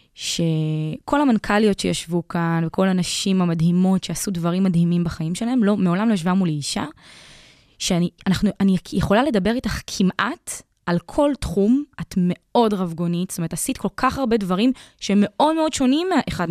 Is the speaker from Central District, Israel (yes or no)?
no; Afula, Northern District, Israel; אני גם מעפולה